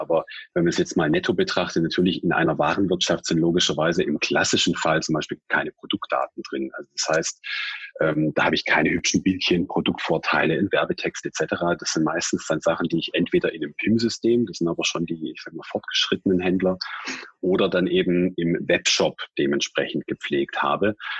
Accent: Swabia, Germany; accent: Swabian; gebürtiger Schwabe. Ich kann das Interview auch in Schwäbisch führen

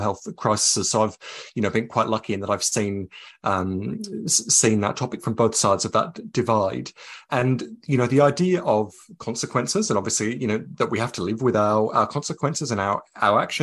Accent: Coonabarabran, New South Wales, Australia; I was a teenager, you know, growing up in Coonabarabran in central west New South Wales.

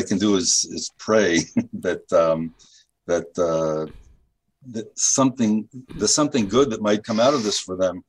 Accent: Kansas City, United States; moved away as an adult; now in Golan Heights; I grew up in Kansas City

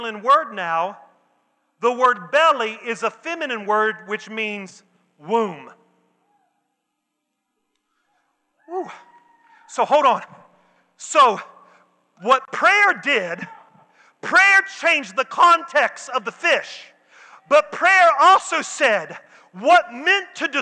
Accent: the South, United States; I'm from the South

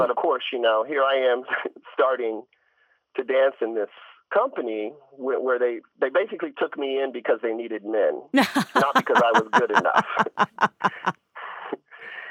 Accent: Ohio, United States; I'm from Ohio

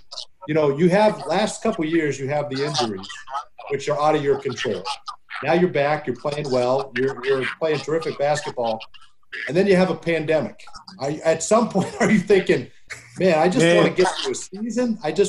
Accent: Boston, Massachusetts, United States; I'm from Boston.

